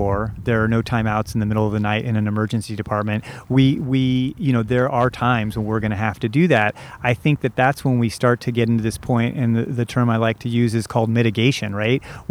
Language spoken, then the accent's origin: English; Southern Indiana, United States; moved away as an adult; also born or lived in Santa Cruz, California; I grew up in Southern Indiana